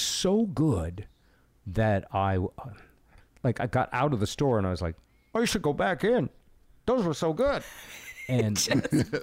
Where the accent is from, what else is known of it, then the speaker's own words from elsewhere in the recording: New England, United States; also born or lived in Seattle; now in Las Vegas, United States; I was from New England